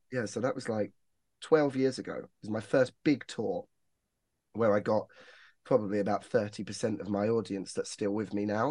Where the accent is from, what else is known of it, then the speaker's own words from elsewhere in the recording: Northampton, East Midlands, United Kingdom; I'm from Northampton